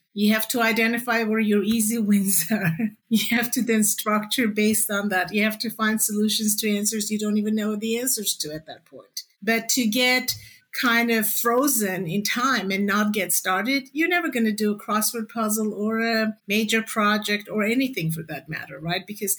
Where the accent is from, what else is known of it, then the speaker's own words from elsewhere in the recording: Canada; also born or lived in Toronto; I'm Canadian too. I've lived in Toronto for many years.